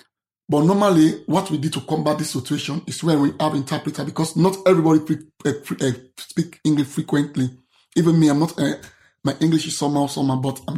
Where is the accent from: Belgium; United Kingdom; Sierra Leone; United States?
Sierra Leone; English is a second language; moved away as an adult; I'm an advocate from Sierra Leone, advocate for LGBT and people's disability.